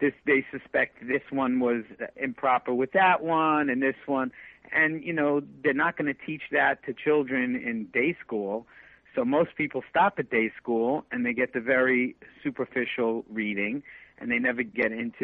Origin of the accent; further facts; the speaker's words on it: United States; Growing up in America, it was very evangelical